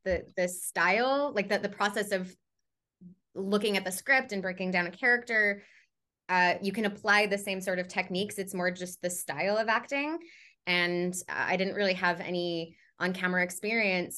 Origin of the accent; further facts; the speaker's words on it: Canada; I am a Canadian uh, voice and on camera performer